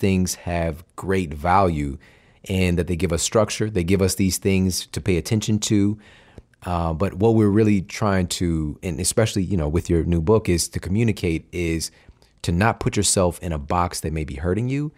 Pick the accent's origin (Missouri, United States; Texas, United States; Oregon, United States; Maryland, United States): Missouri, United States; I'm from Missouri. You know it's coming from the Show Me State